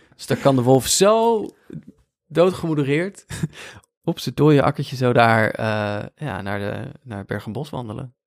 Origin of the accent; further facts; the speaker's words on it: Veluwe, Gelderland, Netherlands; kom ik dus uit Veluwe